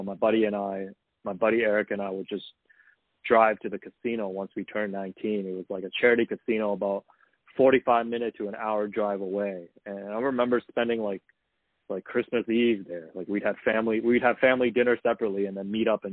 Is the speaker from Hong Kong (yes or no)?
yes; Hong Kong; moved away; When I grew up in Hong Kong